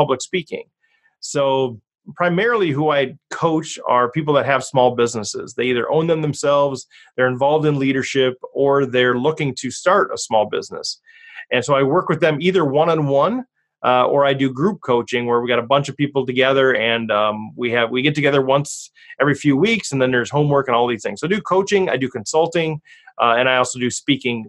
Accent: Cambridge, Minnesota, United States; a church in Cambridge, Minnesota, which is my hometown

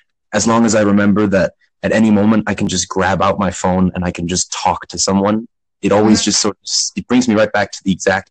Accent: New York, United States; now in Switzerland; I was born in New York, but I actually live in Switzerland.

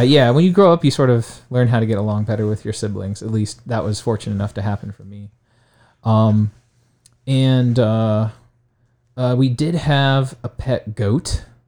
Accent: Alliance, Ohio, United States; I grew up in Alliance, Ohio, which is in Stark County

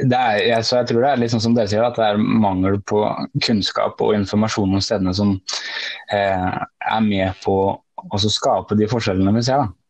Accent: Fredrikstad, Viken, Norway; moved away as an adult; Eh, jeg vet ikke om dere har hørt om Lysleby, eh, Det er, eh, det er der jeg er fra. Altså. Det er, vi er 10 000, rundt 10 000 mennesker som bor der.

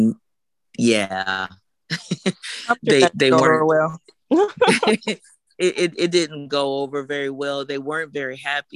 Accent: Houston, Texas, United States; I'm from Houston

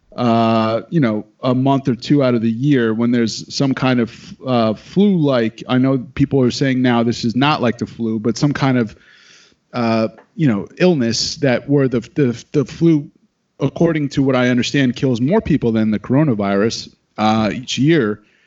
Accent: New York, United States; now in Los Angeles, United States; I'm from New York

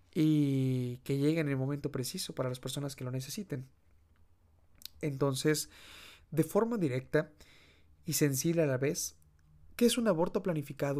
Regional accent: Mexico; al menos en mi país es muy común, eh, que es de México

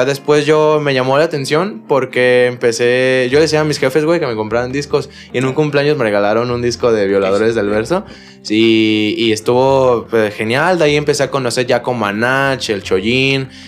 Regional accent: Cocula, Jalisco, Mexico; soy freestyler, tengo 17 años y actualmente soy competidor también y vengo de Cocula, Jalisco.

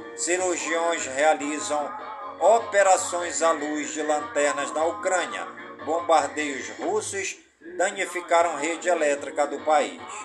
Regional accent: Careiro da Várzea, Amazonas, Brazil; em todas as comunidades do Careiro da Vaz, em minha cidade natal

